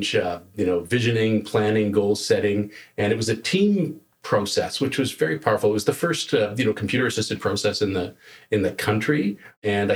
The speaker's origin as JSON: {"language": "English", "town": "Toronto", "region": "Ontario", "country": "Canada", "tie": "born or raised there", "also_born_or_lived": "Sault Ste. Marie, Ontario", "moved": "as an adult", "lives_now": "Kelowna, Canada", "said": "we were originally in Toronto. I grew up, I was born in the Sault Ste. Marie, but originally spent most of my time and life in Toronto"}